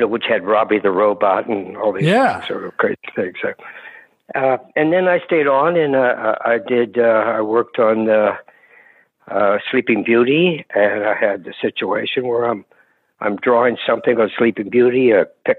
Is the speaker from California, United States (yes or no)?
yes; Hayward, California, United States; East Bay Area, Hayward, California, just near Oakland.